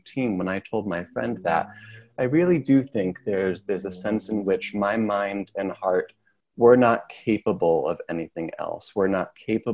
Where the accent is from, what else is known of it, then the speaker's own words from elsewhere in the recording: Sherman, United States; moved away as an adult; also born or lived in Chicago area (Wheaton College); what used to be my hometown